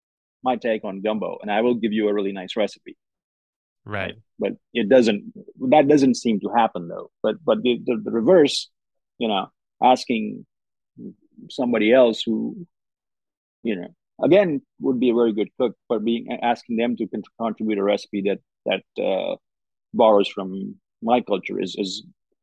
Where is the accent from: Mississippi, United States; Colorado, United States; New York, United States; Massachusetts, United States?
Mississippi, United States; Oxford; my answer is always, I'm from Oxford, Mississippi, which is immediately then followed by, no, where are you really from?